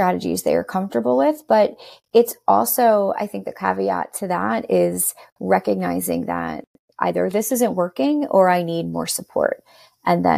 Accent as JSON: {"language": "English", "region": "New York", "country": "United States", "tie": "born or raised there", "said": "I've lived here all my life"}